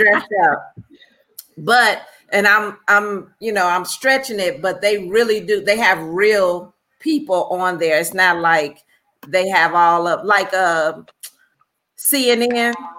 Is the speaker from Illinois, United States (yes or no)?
yes; Chicago, Illinois, United States; I'm from Chicago